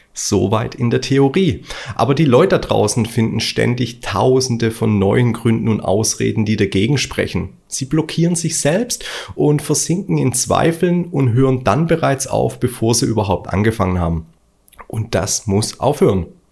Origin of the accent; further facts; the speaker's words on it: Stuttgart, Baden-Württemberg, Germany; Ich bin Stuttgarter und das hört man manchmal.